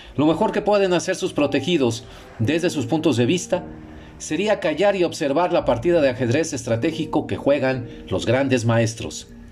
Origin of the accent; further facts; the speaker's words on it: Mexico; also born or lived in Monterrey, Mexico; desde mi casa, aquí en Monterrey, México, es más parecida a una sensación que como mexicano siento más familiar